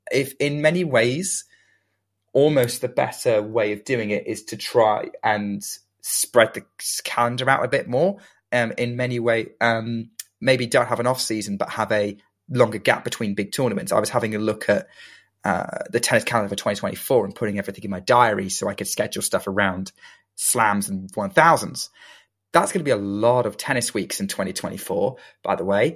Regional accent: United Kingdom; being British

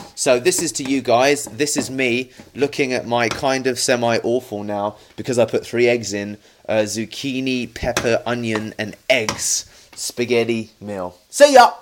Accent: United Kingdom; a British Indian

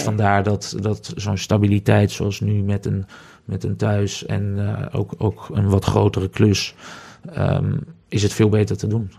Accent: Netherlands; also born or lived in Ghana; ik ben Nederlander

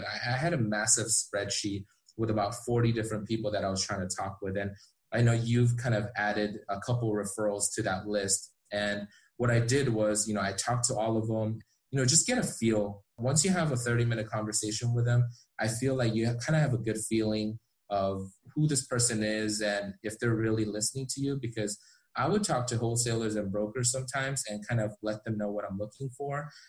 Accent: Orange County, California, United States; also born or lived in South Korea; we immigrated here from South Korea when I was five years old, and we kind of settled in Orange County, California.

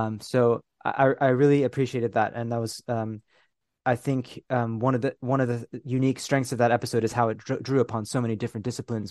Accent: California, United States; moved away as an adult; also born or lived in Philippines; now in United Kingdom; I was born, y, you know, in, in, um, the Philippines. I grew up in California. I'm now living in the United Kingdom.

